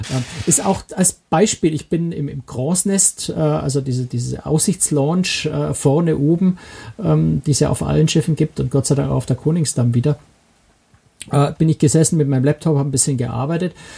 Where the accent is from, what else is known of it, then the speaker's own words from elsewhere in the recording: Germany; als Deutsche